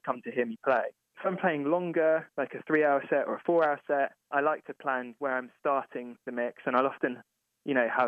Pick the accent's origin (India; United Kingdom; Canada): United Kingdom; England; moved away as an adult; now in Cincinnati, United States; music that I grew up with in England